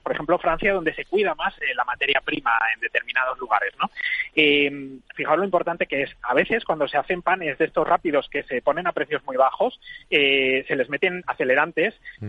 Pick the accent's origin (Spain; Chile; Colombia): Spain; Cuéllar, Castile and León; en Cuellar, en la mm. provincia de Segovia, que es mi pueblo.